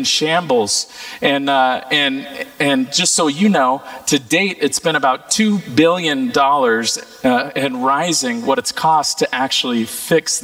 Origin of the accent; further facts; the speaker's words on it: Napa Valley, California, United States; moved away; I'm from the Napa Valley and grew up there